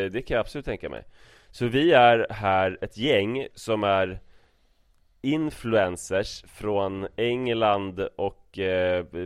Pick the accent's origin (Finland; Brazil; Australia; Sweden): Brazil; Swedish is a second language; Jag säger att jag är från Brasilien